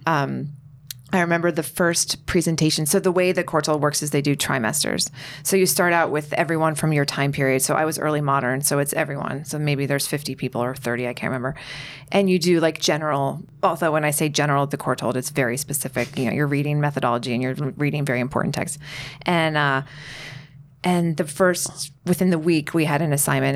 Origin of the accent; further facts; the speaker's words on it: United States; I'm American